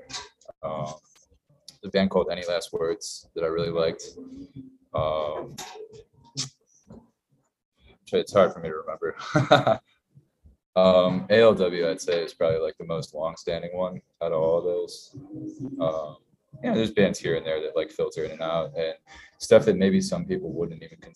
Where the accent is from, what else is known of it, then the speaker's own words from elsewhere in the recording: Binghamton, New York, United States; moved away; I'm originally from Binghamton, New York, which is about an hour south of Syracuse, down 81